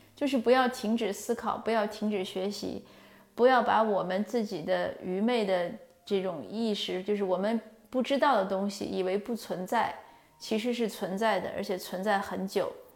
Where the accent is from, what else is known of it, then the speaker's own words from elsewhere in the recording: China; 我们中国人就是华夏文化